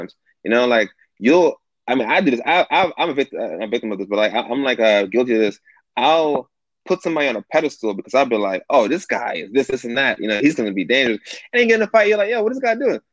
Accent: New York City, New York, United States; now in Southern California, United States; I grew up in Bed-Stuy in the 90s

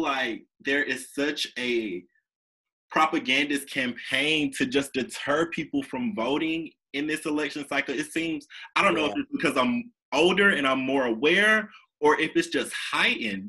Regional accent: Alabama, United States; I'm from Alabama.

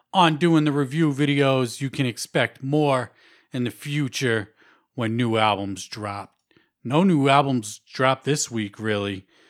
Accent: Worcester, Massachusetts, United States; Worcester, Mass, my hometown

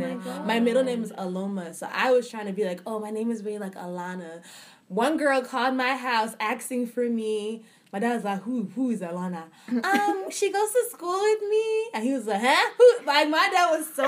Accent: Atlanta, Georgia, United States; moved away as an adult; also born or lived in Houston; now in New York, United States; I am from Atlanta as well, but I was born in Houston, Texas

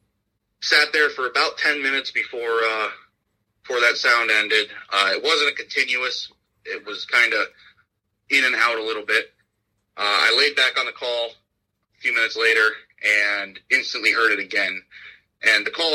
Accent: Ashtabula County, Northeast Ohio, United States; I am from Northeast Ohio, Asheville County. Lived here all my life

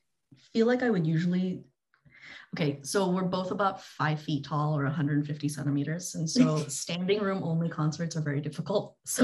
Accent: Southern California, United States; also born or lived in Singapore; now in Berkeley, United States; So I'm originally from Singapore, and I moved to Southern California when I was 9, 10, something like that. Stayed in Southern California for middle and high school, came up to Northern California for university

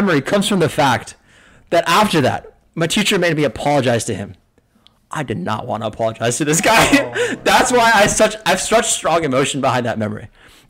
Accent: New Jersey, United States; also born or lived in California; first grade is when I moved from California to Jersey

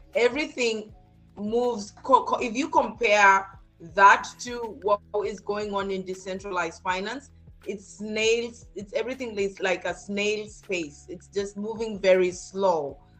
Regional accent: Kenya; moved away as an adult; also born or lived in Germany; now in San Antonio, United States; I actually grew up in Kenya and I spent 18 years of my life. My first 18 years was spent in Kenya

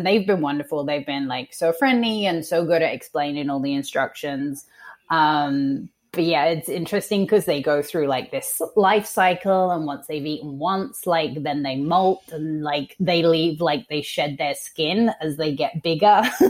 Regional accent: South East England, United Kingdom; So I'm from just outside of London. My parents are from London. As a child, I grew up in just outside of London in a county called Surrey and had a very neutral accent.

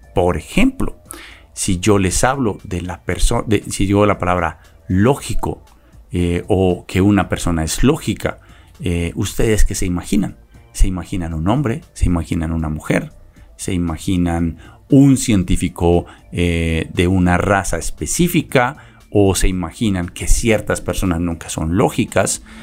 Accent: Colombia; ignoramos como colombianos

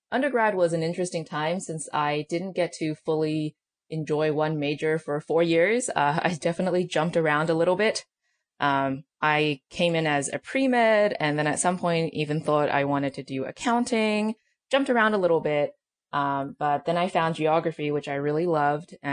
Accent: Australia; also born or lived in China; now in United States; I'm technically Australian, but I uh, lived in China for some time, and then I came to the U.S. for college, uh, which was in L.A.

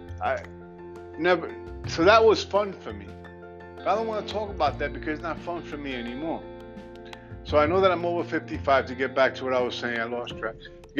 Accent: New York City, New York, United States; I'm a Puerto Rican. I was born and raised in the South Bronx

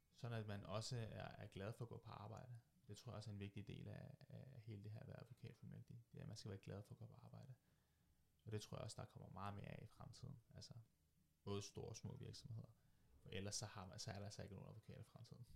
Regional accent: Køge, Zealand, Denmark; jeg kommer fra Køge, bor, fra Køge, bor i Køge, arbejder fra Køge og jeg vil gerne blive i Køge.

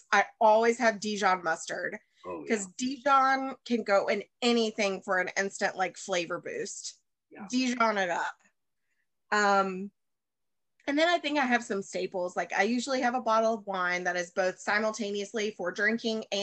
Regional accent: the South, United States; Um, I again from because I'm from the South. Have you ever had Duke's mayonnaise?

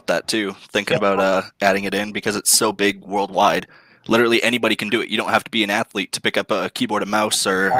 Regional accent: Edmonton, Alberta, Canada; Edmonton, actually.

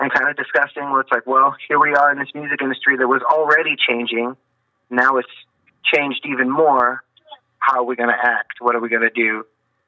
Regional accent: Corpus Christi, Texas, United States; I'm from South Texas, Corpus Christi, over by the dirty water and the Gulf

